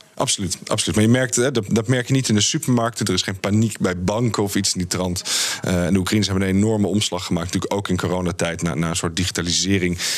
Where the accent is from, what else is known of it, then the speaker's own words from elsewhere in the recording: Friesland, Netherlands; moved away; also born or lived in France; ik ben als niet-Fries, en mijn ouders zijn niet-Fries, eh, ben ik opgegroeid in Friesland